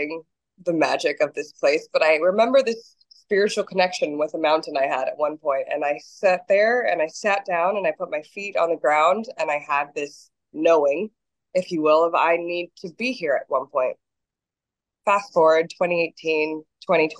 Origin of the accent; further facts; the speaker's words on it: United States; moved away as an adult; now in Costa Rica; I'm from the States